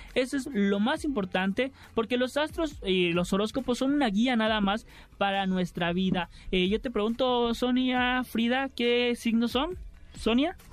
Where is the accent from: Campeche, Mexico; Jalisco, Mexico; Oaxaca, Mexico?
Campeche, Mexico; now in Mexico City, Mexico; vengo de provincia, soy de Campeche